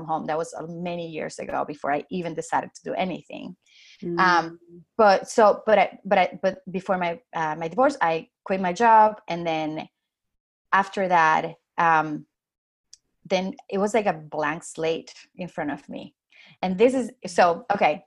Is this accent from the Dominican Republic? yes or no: yes; Dominican Republic; English is a second language; moved away as an adult; now in New York, United States; I come from the Dominican Republic